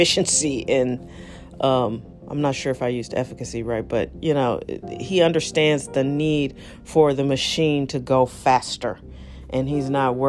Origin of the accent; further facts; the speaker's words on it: St. Louis, Missouri, United States; I am broadcasting from St. Louis, Missouri, the heart of America in a lot of ways.